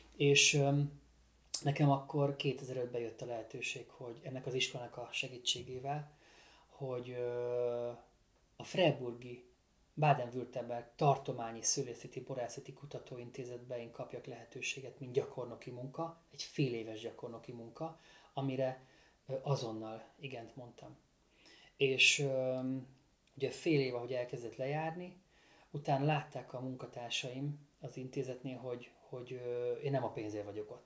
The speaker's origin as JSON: {"language": "Hungarian", "area": "Balatonfüred-Csopak wine region", "region": "Veszprém County", "country": "Hungary", "said": "amikor 2015-ben hazaköltöztem, mi már előtte is ö, fiatal Füred, Füred csopakiból vidéki borászok"}